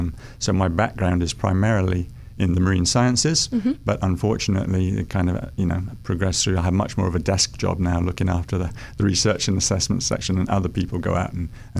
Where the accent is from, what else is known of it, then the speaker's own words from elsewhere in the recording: Cayman Islands; also born or lived in United Kingdom; I grew up in Cayman.